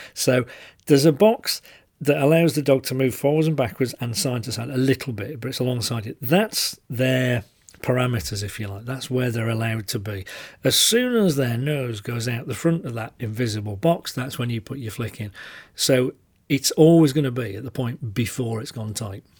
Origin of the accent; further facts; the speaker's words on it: the north of England, United Kingdom; accent: northern; I'm very aware of my northern accent